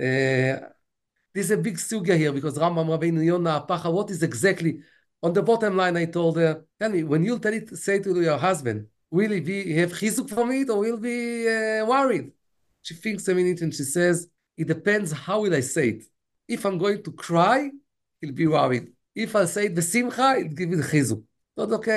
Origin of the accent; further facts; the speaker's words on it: United States; I'm American